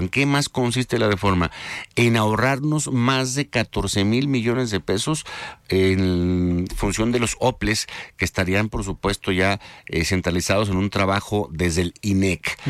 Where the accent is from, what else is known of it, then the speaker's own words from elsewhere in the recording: Jalisco, Mexico; Jalisco, yo soy jalisciense